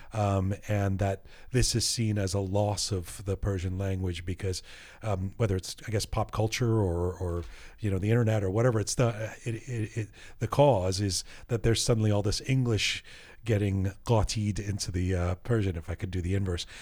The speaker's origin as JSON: {"language": "English", "country": "Canada", "said": "Canadian identity is that we're not American"}